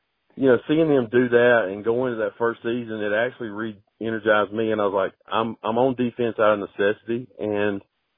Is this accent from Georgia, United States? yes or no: yes; Macon, Georgia, United States; moved away as an adult; now in North Carolina, United States; I'm originally from Macon, Georgia, and I started my coaching career there